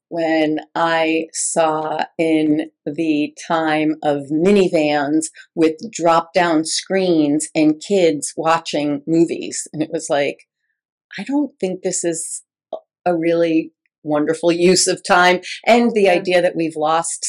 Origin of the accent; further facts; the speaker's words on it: New York, United States; I grew up in New York and we had relatives in New Jersey